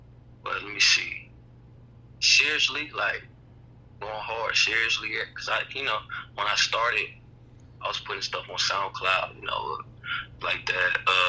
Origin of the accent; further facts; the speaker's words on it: Dallas, Texas, United States; also born or lived in Virginia; I'm from Dallas, Texas.